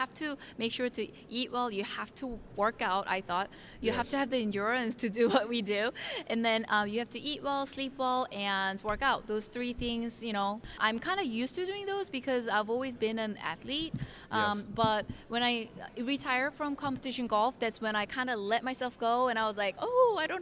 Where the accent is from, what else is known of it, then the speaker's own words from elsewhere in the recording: Orlando, Florida, United States; moved away as an adult; now in Los Angeles, United States; I grew up in Orlando here